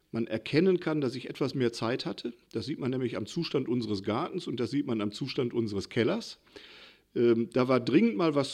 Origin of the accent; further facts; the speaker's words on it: Hattingen, North Rhine-Westphalia, Germany; born there; Ich bin ähm, gebürtiger Hattinger, alter Hattinger kann man gut sagen.